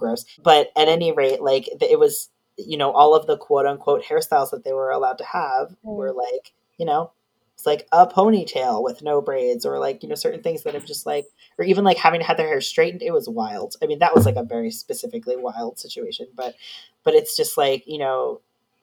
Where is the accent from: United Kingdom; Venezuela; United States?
United States; New York; moved away; I'm from New York originally, so I have that, like, New York anger